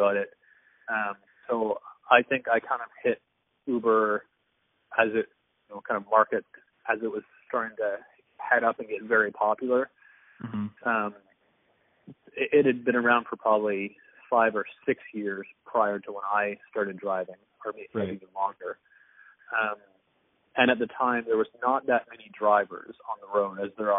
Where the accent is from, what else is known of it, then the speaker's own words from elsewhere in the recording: Grimsby, Ontario, Canada; I am from Grimsby.